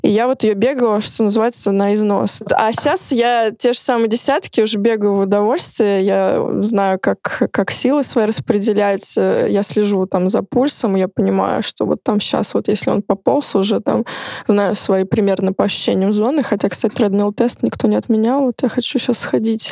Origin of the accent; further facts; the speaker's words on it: Moscow, Russia; я тоже москвичка